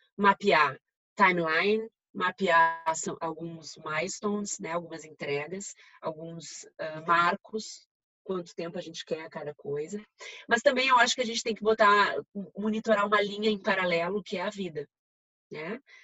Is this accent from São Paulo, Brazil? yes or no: no; Rio Grande do Sul, Brazil; accent: gaúcho; moved away; em Porto Alegre, dá para ver pelo meu sotaque, né? Sou gaúcha.